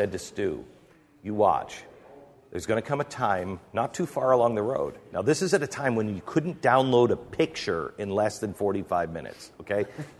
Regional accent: Mount Vernon, United States; I grew up in Mount Vernon. There were farms there.

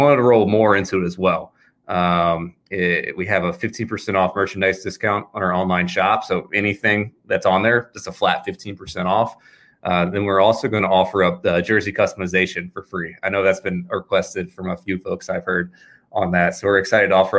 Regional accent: Richmond, Virginia, United States; I'm a local guy. I'm from Richmond.

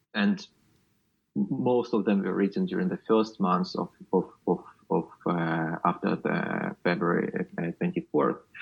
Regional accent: Luhansk Oblast, Ukraine; moved away as an adult; I'm from Luhansk region

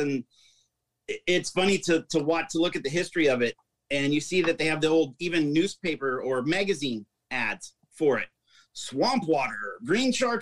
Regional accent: Des Moines, Iowa, United States; I was born in Des Moines, Iowa, and we lived in a small town in Iowa of maybe 200 people.

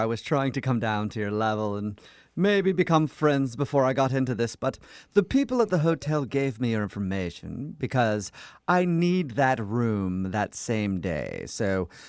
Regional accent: United States; I'm not English. I'm American, but I do hang around the Brits quite often, so it might be a little bit in there.

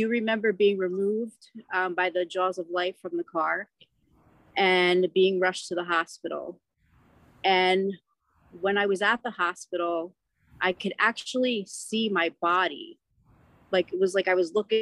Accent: New Jersey, United States; I'm from New Jersey.

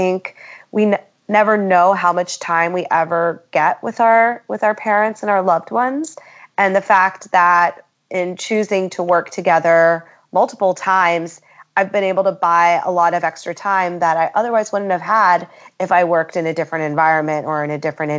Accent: Philadelphia, Pennsylvania, United States; also born or lived in Syracuse, New York / Ohio / Colorado / England; I was born in Syracuse, New York, mostly raised outside of Philadelphia, and we kept boomeranging back to Philadelphia, but also lived in Ohio and Colorado and England and Seattle and North Carolina.

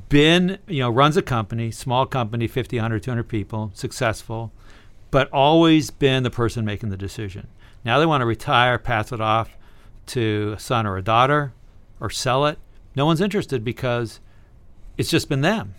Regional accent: Berkeley, California, United States; I was born in Berkeley, California, in 1959.

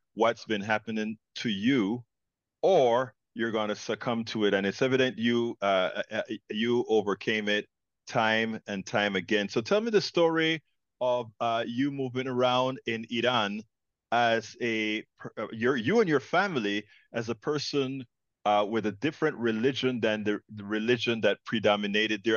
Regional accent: Panama; now in United States; I'm an immigrant from Panama, Central America

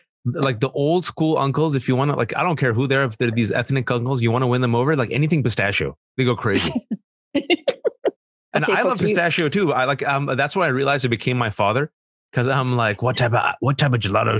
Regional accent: United States; first language Urdu; English is a second language; They didn't teach me English, even though I was born and raised in America

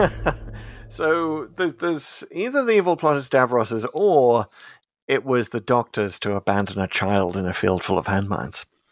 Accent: United Kingdom; I'm British

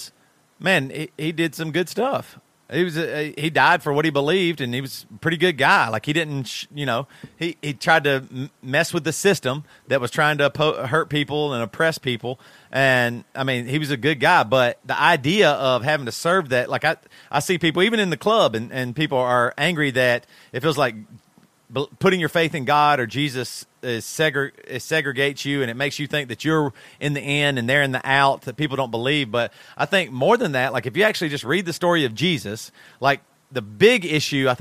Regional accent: United States; I grew up in America

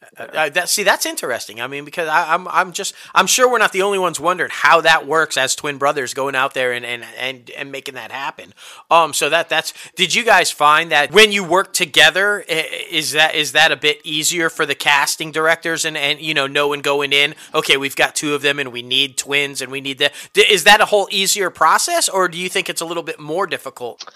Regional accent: Syracuse, New York, United States; that's where I'm from. Yeah. The Cuse, man. I'm from the Cuse

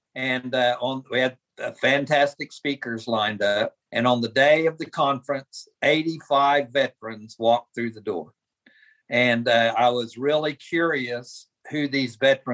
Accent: Oklahoma, United States; moved away; I grew up in Oklahoma

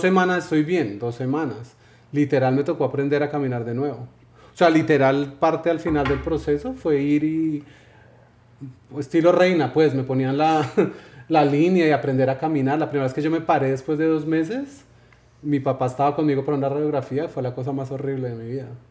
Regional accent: Colombia; soy colombiano

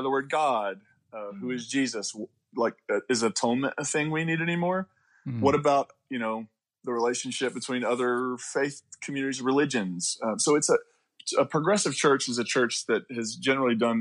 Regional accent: Eastern Kentucky, United States; also born or lived in West Virginia; I'm from Kentucky. I'm from the coal fields of Kentucky and West Virginia. So Eastern Kentucky, West Virginia area.

